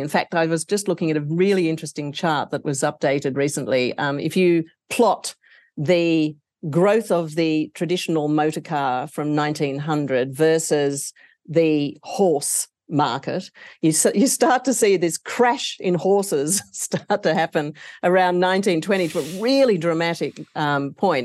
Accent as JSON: {"language": "English", "country": "Australia", "said": "my home country of Australia"}